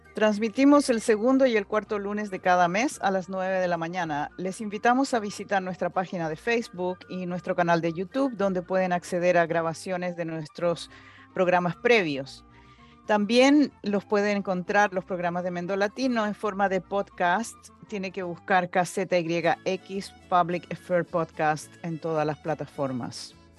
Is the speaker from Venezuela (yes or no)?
no; Chile; now in United States; como inmigrante, yo soy chilena